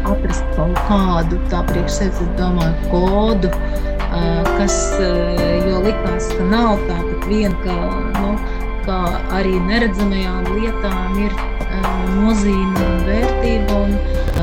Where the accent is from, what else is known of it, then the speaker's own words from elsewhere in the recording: Krāslava, Latgale, Latvia; also born or lived in Riga; es nāku no Latgales, no Krāslava esmu dzimis